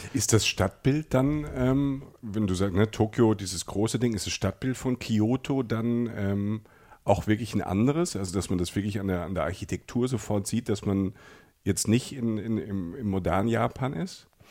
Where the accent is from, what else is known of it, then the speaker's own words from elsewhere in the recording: Germany; bei uns in Deutschland